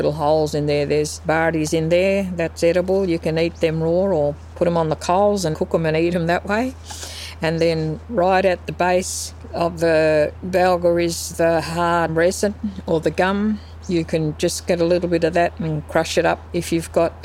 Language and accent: English; Brookton, Western Australia, Australia; growing up in Brookton around my old people, it was just magical, because for the first 8 years of my life I lived with my grandmother and grandfather